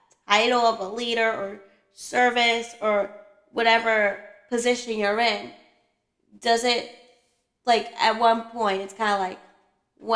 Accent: Long Island, New York, United States; I'm from Long Island

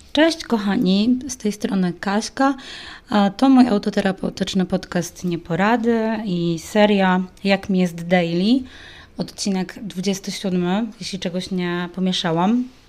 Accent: Warsaw, Masovian Voivodeship, Poland; moi rodzice też nie pochodzą oryginalnie z Warszawy, oni bardziej skupiali się na tym, żeby się czegoś w tej Warszawie dorobić

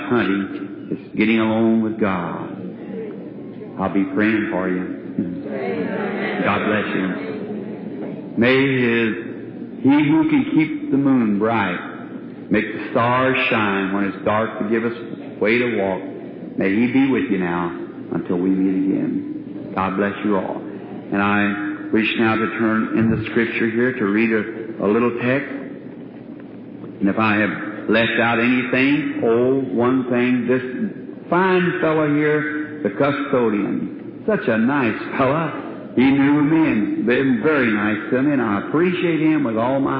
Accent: Jeffersonville, Indiana, United States; That's my hometown. Pardon me. That's where I was raised

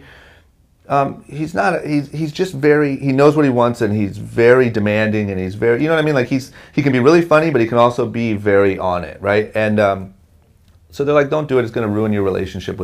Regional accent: Akron, Ohio, United States; I grew up in Akron, Ohio

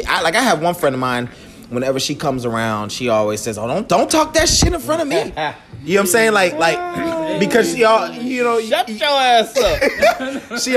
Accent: Jamaica; I'm Jamaican. You know what I'm saying?

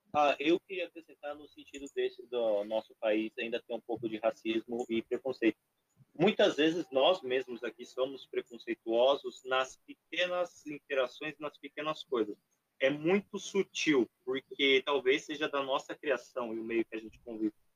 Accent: Brazil

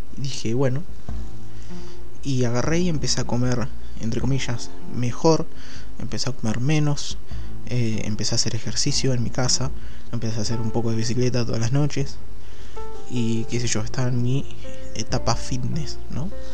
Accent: Chivilcoy, Buenos Aires Province, Argentina; en Chivilcoy, que es mi ciudad natal

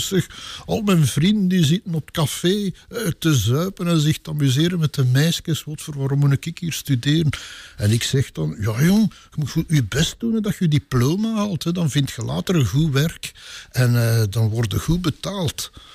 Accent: Sint-Gertrudis-Pede, Flanders, Belgium; also born or lived in Dilbeek / Pajottenland; Sint-Gertrudis Speden, mijn geboortedorp. Heel de wereld denkt dat ik van Tollenbeek ben, maar ik ben van hier gekomen

